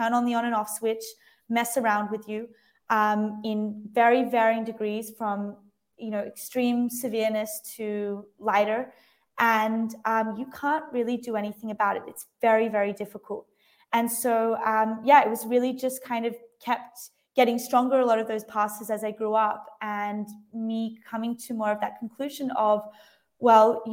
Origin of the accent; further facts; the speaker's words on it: Lennox Head, New South Wales, Australia; also born or lived in Sydney; I'm from Australia, and the majority of it from like very young to around 10 or 11, I grew up in a really small beach town on the east coast of Australia called Lennox Head